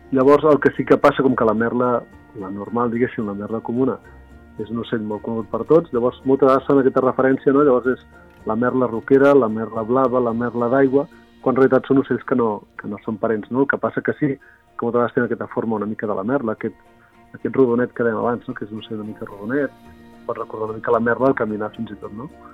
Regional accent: Reus, Catalonia, Spain; soc de Reus i faig alguna sortida aquí mateix a, a la ciutat

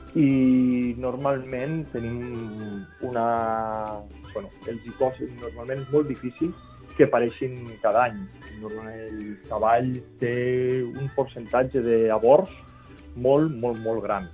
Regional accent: Val d'Aran, Catalonia, Spain; jo soc de la Vall d'Aran i normalment parlem l'aranès

